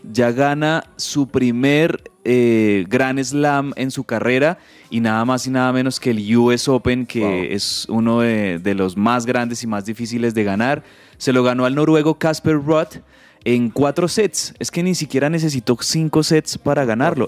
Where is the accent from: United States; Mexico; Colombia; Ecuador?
Colombia